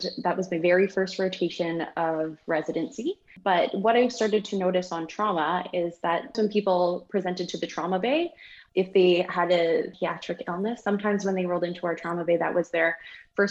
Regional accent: Nelson, British Columbia, Canada; also born or lived in Kingston, Ontario / Australia / Prince George, British Columbia; growing up in Nelson, British Columbia

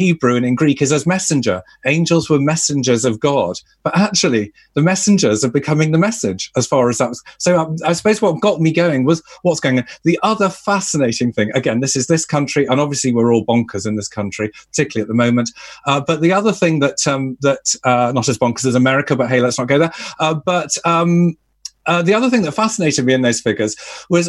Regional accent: Liverpool, North West England, United Kingdom; I grew up Catholic in Liverpool

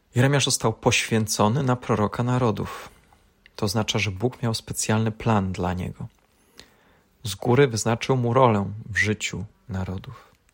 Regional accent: Poland; urodziliśmy się w Polsce, w tym kraju

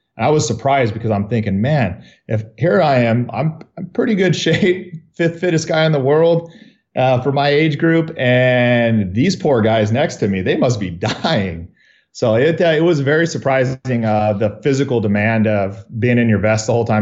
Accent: Riverside, California, United States; I was born in Riverside, uh, born and raised here, and, uh, been here my whole life

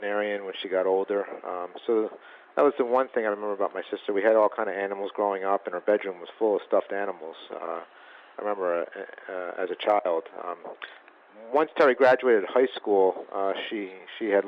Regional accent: outside of Philadelphia, Pennsylvania, United States; We grew up outside of Philadelphia

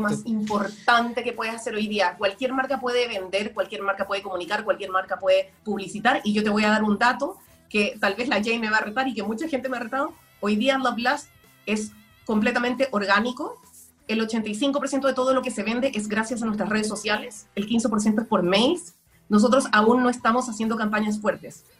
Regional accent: Chile; moved away; also born or lived in Guayaquil, Ecuador; yo viví en Guayaquil, yo nací en Chile, pero viví en, en Ecuador

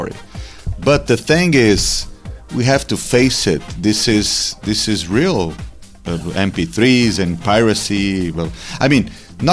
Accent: Brazil; I was born in Brazil.

